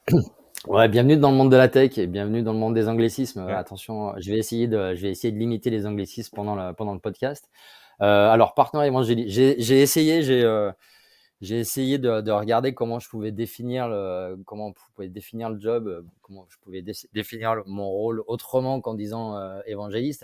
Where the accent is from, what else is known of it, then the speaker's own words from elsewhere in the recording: Grenoble, Auvergne-Rhône-Alpes, France; moved away; also born or lived in Lyon / Paris; je suis grenoblois